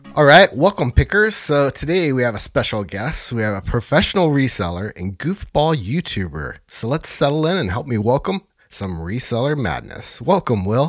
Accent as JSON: {"language": "English", "region": "Northern California", "country": "United States", "tie": "born or raised there", "said": "my hometown here"}